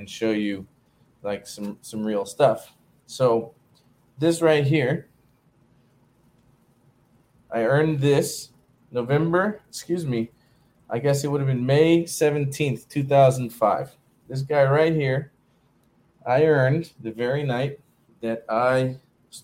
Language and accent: English; Beaufort / Hilton Head area, South Carolina coast, United States; I grew up in South Carolina on the coast, kind of Beaufort, Hilton Head sort of area.